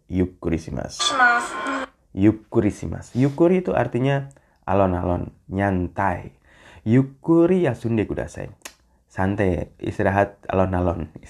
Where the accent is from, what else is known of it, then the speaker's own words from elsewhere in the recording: Jakarta, Indonesia; saya orang Jakarta gimana katanya udah pindah ibu kota ya